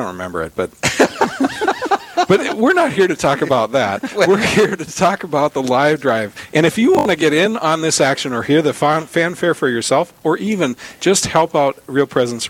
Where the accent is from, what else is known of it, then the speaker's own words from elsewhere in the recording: Williston, North Dakota, United States; also born or lived in Dickinson, North Dakota; My hometown.